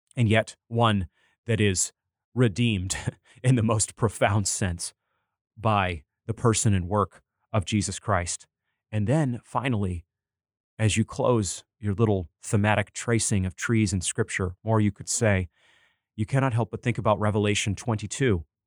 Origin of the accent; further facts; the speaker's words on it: Bangor, Maine, United States; reading reviews of movies in my local newspaper growing up in Maine, the Bangor Daily News